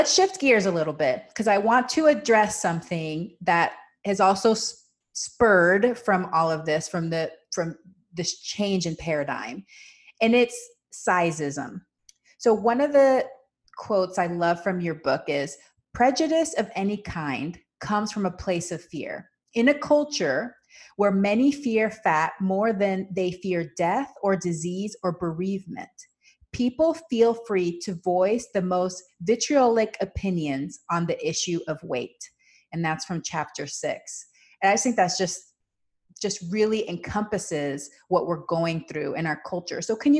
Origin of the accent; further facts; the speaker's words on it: Panama; And so I grew up with this in Panama. The culture is you comment on people's body size to their face.